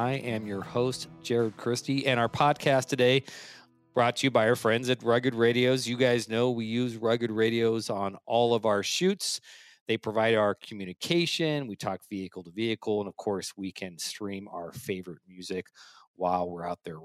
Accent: California, United States; I grew up in California.

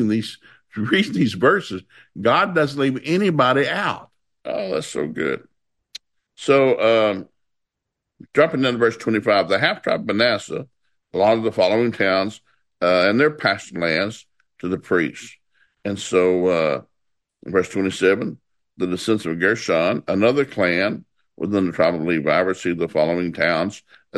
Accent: the South, United States; I grew up in the South

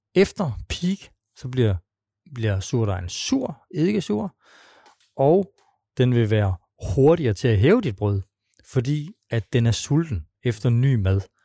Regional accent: Svendborg, Southern Denmark, Denmark; moved away; oprindeligt er jeg fra Svendborg

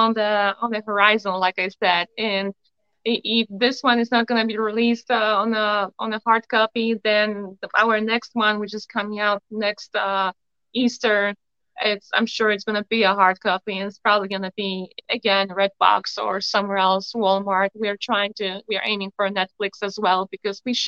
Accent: Poland; English is a second language; now in United States; I have an accent, as you can see, you know, I'm from Poland

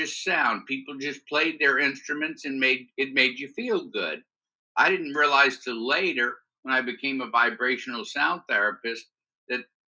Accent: New Orleans, Louisiana, United States; born and raised in New Orleans

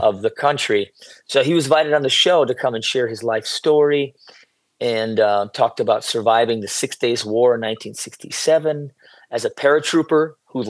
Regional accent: United States; moved away as an adult; now in Israel; I was born and raised where I'm sitting right now.

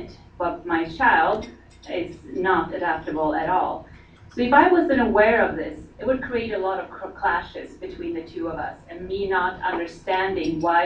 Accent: Sweden; moved away; I come from Sweden

